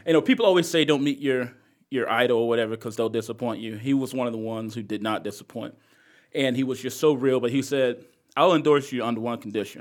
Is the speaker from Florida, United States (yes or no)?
no; Greensboro, North Carolina, United States; now in Charlotte, United States; I grew up in East Greensboro, which is very similar to West Charlotte